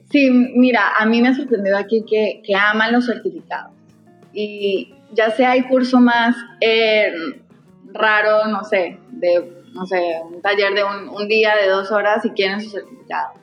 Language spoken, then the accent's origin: Spanish; Costa Rica; moved away as an adult; also born or lived in Medellín, Colombia / New York, United States; now in Peru; yo originalmente soy de Medellín eh, y de hecho crecí en Costa Rica, viví muchos años allá